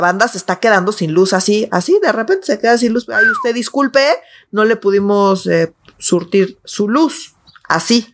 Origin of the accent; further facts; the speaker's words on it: Mexico City, Mexico; yo sí soy esa chilanga